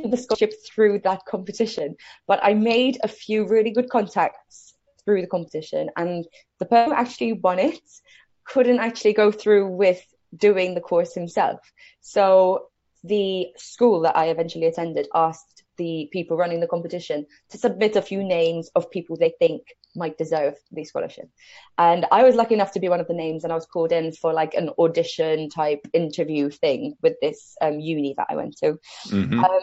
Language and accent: English; Malta; moved away as an adult; now in United Kingdom; So I moved over to the UK from Malta, which is where I grew up.